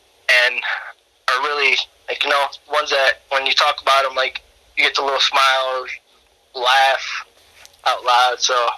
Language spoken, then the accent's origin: English; California, United States; born there; Well, I was born in California, so...